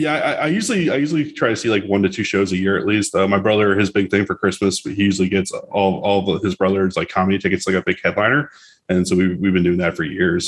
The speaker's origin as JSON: {"language": "English", "region": "South Florida", "country": "United States", "said": "We're actually from South Florida"}